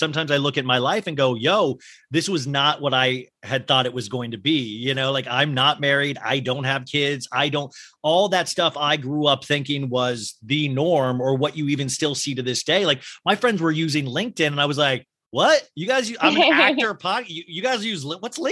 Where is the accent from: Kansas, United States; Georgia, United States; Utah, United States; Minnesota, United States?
Kansas, United States; I grew up in Kansas where there were snowstorms